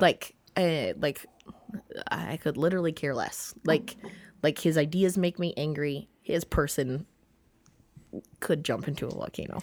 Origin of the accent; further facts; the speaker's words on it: Minnesota, United States; I'm so Minnesotan